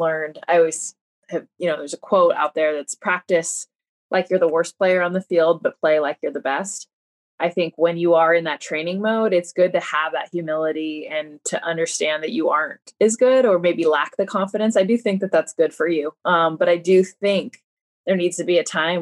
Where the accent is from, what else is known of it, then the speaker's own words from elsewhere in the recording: United States; being Mexican American